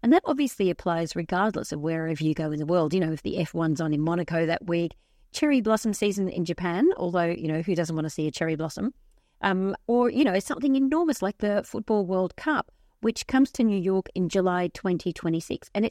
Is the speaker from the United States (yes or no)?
no; Tasmania, Australia; Coming back through Melbourne Airport before the tour, which I was from Tasmania, it was full of Tasmanian Swifties.